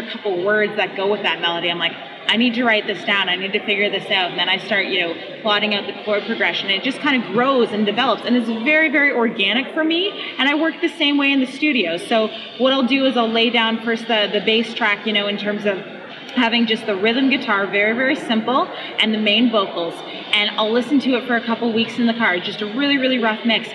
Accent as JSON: {"language": "English", "town": "London", "region": "Ontario", "country": "Canada", "said": "I'm from London, Ontario, Canada."}